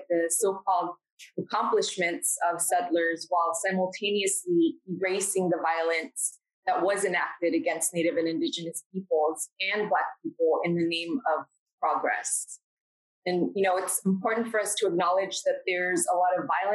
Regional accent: Austin, Texas, United States; I grew up in East Austin

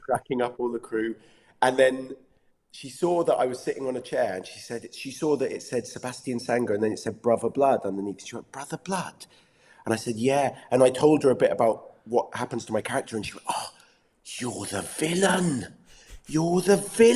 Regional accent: England, United Kingdom; accent: English; keeping an English accent

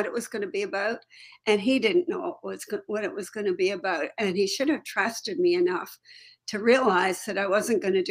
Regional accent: Toronto, Ontario, Canada; moved away as an adult; also born or lived in Chicago / Alaska; I had lived in Toronto and I grew up in Toronto

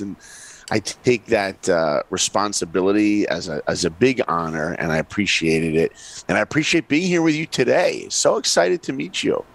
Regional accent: New York, United States; I grew up in New York

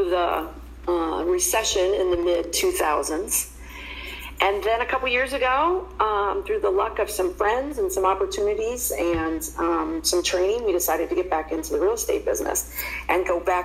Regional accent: Columbus, Ohio, United States; moved away as an adult; now in Phoenix, United States; I was born and raised in Columbus, Ohio

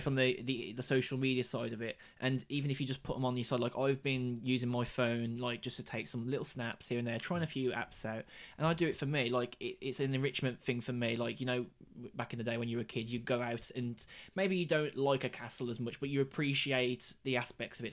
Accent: Black Country, West Midlands, United Kingdom; the seat that I'm born and bred in and I would like to stay

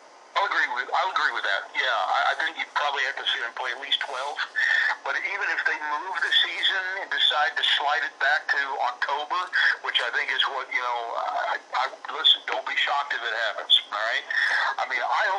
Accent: Texas, United States; moved away; I'm originally from Texas, so my whole family in Texas

